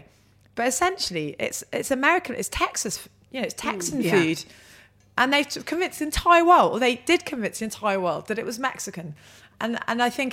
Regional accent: London, United Kingdom; I grew up in Shepherd's Bush. Oh. Just grew up in London

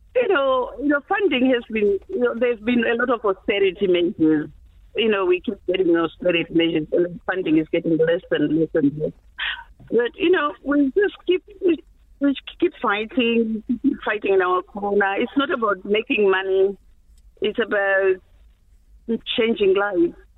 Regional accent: Zimbabwe; English is a second language; moved away; I'm from Zimbabwe.

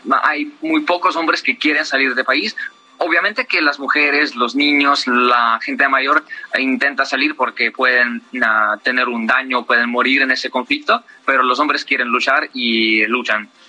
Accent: Crimea, Ukraine; Spanish is a second language; moved away; Mi familia está en Crimea, mis padres viven ahí, yo soy de Crimea, de parte que Rusia ocupó ya hace ocho años

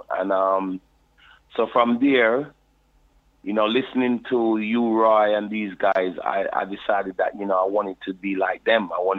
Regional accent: London, United Kingdom; I was born in London, you know, and in Dulwich Hospital. And grew up in Brixton Town, you know, South London, SW9.

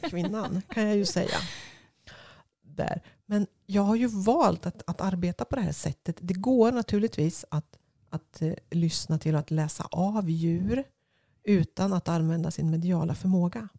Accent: Östergötland, Sweden; jag är en kvinna från Östergötland

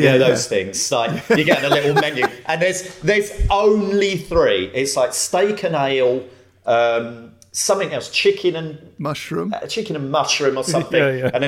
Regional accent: Romford, London, United Kingdom; Romford, and there was one pub there that me and all my mates went to called the Golden Lion.

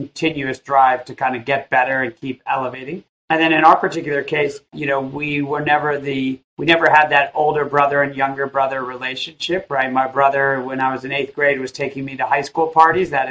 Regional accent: Illinois, United States; I grew up in a little town of 1,000 people, about an hour outside of Chicago

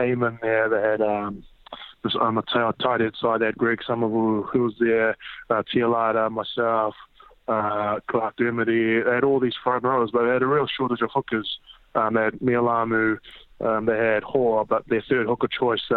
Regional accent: Papakura, Auckland, New Zealand; moved away as an adult; now in Gloucester, United Kingdom; I grew up in South Auckland, so a town called Papakura.

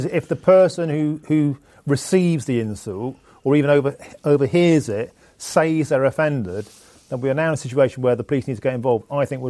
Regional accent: Nottingham, East Midlands, United Kingdom; I'm from Nottingham

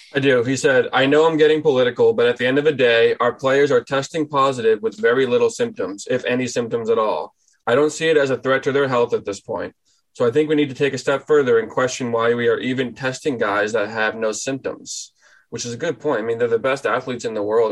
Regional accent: New England, United States; moved away as an adult; also born or lived in Boston; now in Traverse City, United States; I'm from New England.

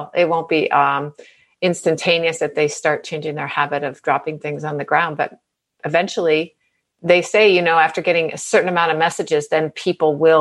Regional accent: New England, United States; also born or lived in New York City; I was born in New York City, but I spent my formative years in New England.

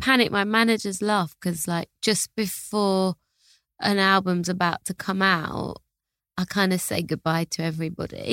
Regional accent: London, United Kingdom; I'm from Hackney in London

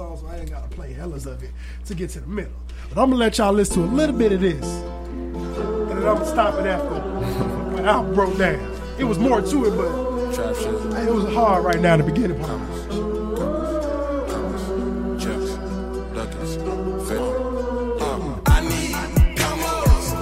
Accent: Aurora, Illinois, United States; now in St. Louis, United States; I'm from Aurora, Illinois.

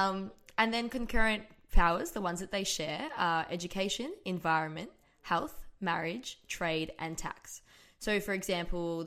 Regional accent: Australia; thinking of ourselves as Australian

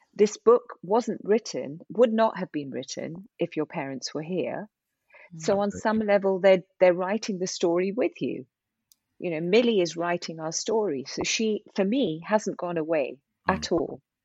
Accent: India; I'm I'm Indian

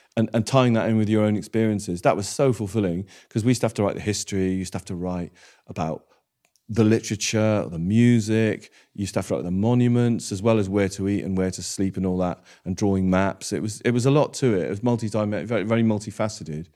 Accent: Wales, United Kingdom; I grew up in Wales.

